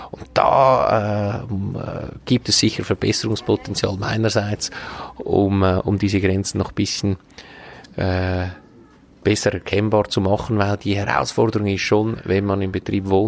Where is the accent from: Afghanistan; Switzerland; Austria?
Switzerland; Braunwald, Glarus; Ich bin hier auch aufgewachsen in Braunwald, hier in die Schule gegangen